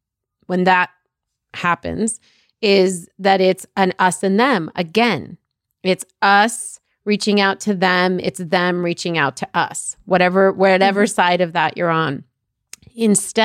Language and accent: English; Egypt; now in United States; I'm a person that was born out of this country. I was born in Egypt.